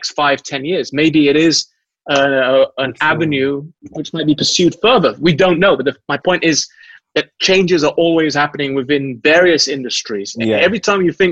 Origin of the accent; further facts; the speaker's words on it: England, United Kingdom; moved away; also born or lived in Malaysia; Growing up in England